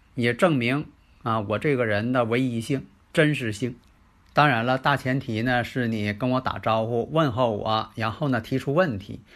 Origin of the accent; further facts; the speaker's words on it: Northeast China, China; accent: Northeastern-style Mandarin; 因为我这个口音呢，是东北市的这个普通话